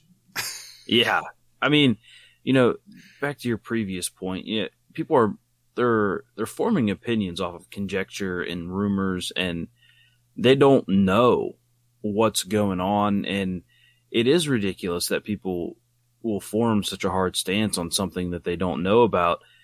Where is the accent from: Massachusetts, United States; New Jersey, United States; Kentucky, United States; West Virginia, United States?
West Virginia, United States; Wheeling; they came to my hometown, Wheeling, West Virginia